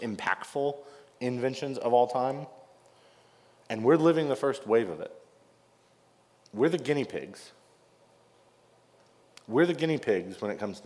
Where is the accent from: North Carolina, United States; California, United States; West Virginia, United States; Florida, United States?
North Carolina, United States; I grew up in North Carolina and grew up a big Wake Forest basketball fan